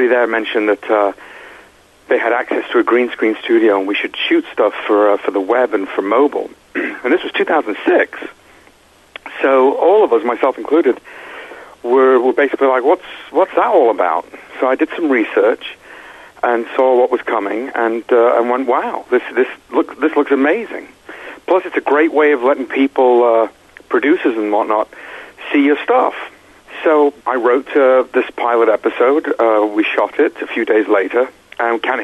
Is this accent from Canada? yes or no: no; Manchester, North West England, United Kingdom; also born or lived in Florida; now in Los Angeles, United States; I'm from England. I'm come from Manchester. Moved to Florida, which is not fun. But I've been in L.A. for a while